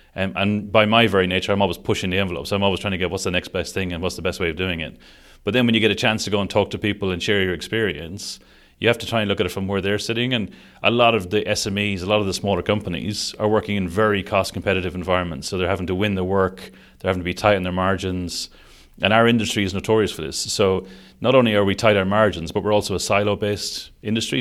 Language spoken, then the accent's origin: English; Sligo, Connacht, Ireland; moved away as an adult; also born or lived in Dublin / Hong Kong; now in Saudi Arabia; I'm Irish. I, I grew up in, a, uh, in Sligo on the west coast of Ireland